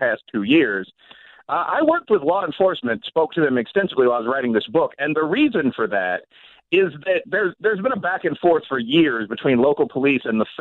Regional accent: Chicago, Illinois, United States; I'm also from Chicago

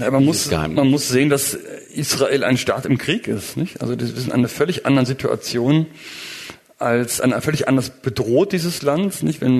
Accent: Germany; also ich bin Deutscher bekanntermaßen, also in Deutschland war es ein großes Ding.

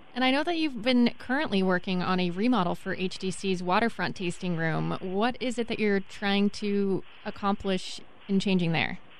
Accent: East Coast, United States; now in Pacific Northwest, United States; I grew up on the East Coast

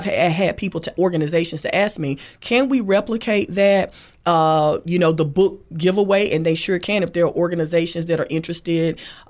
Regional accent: Thomasville, United States; To graduates of Thomasville High School, again, my hometown.

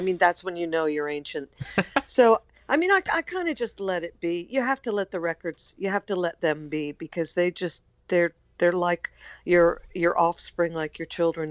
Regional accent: United States; I'm American

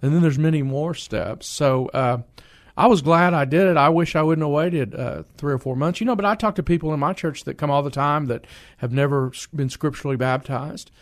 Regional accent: San Antonio, Texas, United States; I grew up on the south side of San Antonio

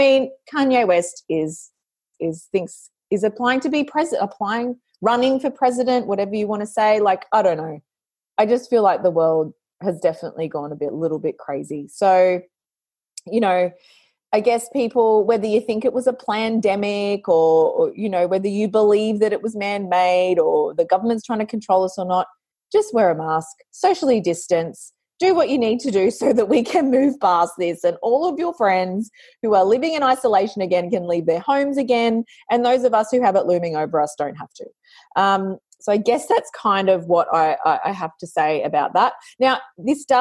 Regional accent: Australia; I'm an Australian, I've got that hard yakka mindset

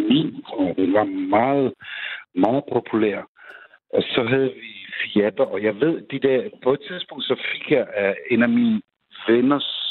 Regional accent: Czechia; now in Denmark; fordi jeg kommer selv fra Tjekkiet

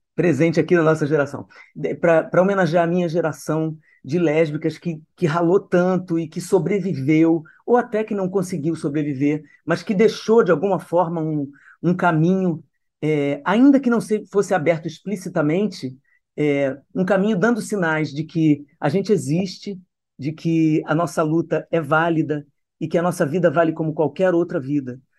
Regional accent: Brasília, Federal District, Brazil; also born or lived in Niterói; Nasci em Niterói, fui criada em Brasília

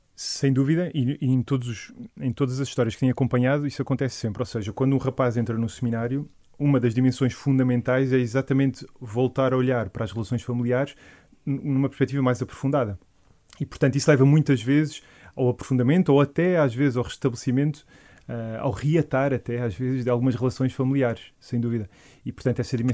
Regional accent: Algueirão, Lisbon, Portugal; eu sou do, da Paróquia do Algueirão

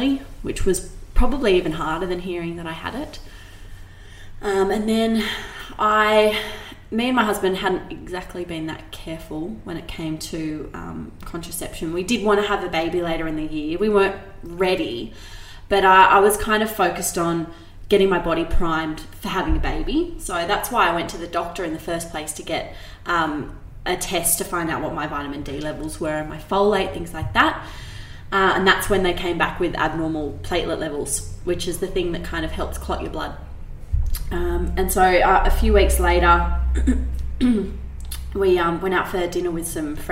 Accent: Sydney, New South Wales, Australia; I grew up in Sydney's Northern Beaches, which is a pretty relaxed place to kind of grow up

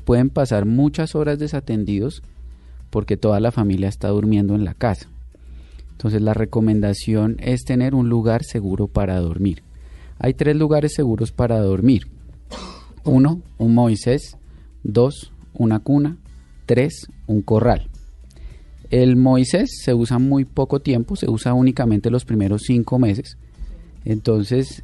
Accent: Colombia

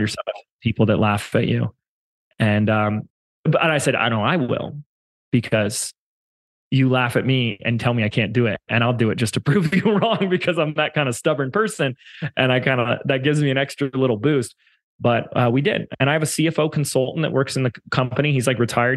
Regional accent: Laguna Beach, California, United States; moved away as an adult; We have a core team that come in an office every day in, in my hometown of Laguna Beach um, before I moved

